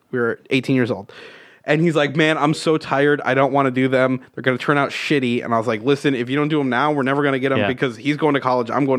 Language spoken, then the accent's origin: English; Utica, New York, United States; I grew up in the woods outside of Utica